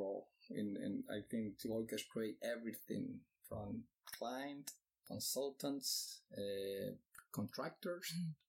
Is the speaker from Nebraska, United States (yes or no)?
no; Miami, Florida, United States; because I'm from Miami, you're living in Miami now